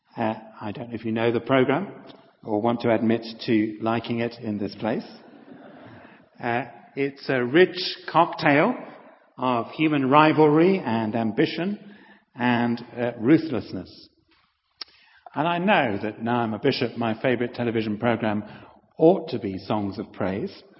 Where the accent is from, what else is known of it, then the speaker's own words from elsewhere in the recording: Halifax, Yorkshire and the Humber, United Kingdom; moved away; I was a vicar for nine years in my hometown of Halifax